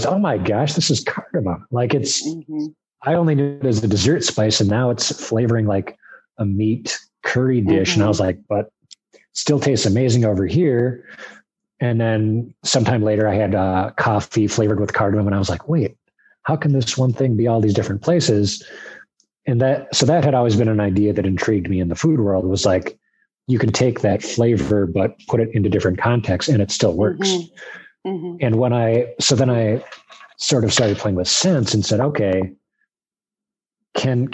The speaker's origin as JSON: {"language": "English", "region": "Minnesota", "country": "United States", "tie": "born or raised there", "moved": "as an adult", "lives_now": "Detroit, United States", "said": "I grew up in Minnesota"}